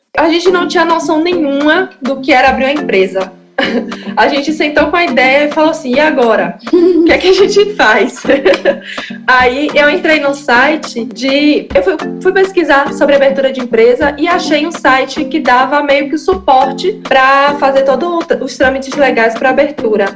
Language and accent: Portuguese; Salvador, Bahia, Brazil; Eu nasci aqui em plataforma, só que na, na comunidade